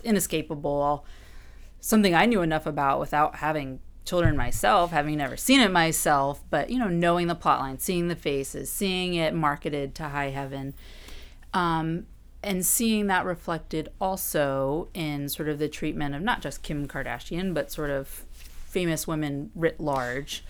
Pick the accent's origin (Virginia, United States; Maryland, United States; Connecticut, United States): Virginia, United States; Orange; moved away as an adult; now in Washington, D.C., United States; I am from Virginia originally. Um, pretty, I'd say about two hours outside of Washington, D C, in Orange, which is a much more rural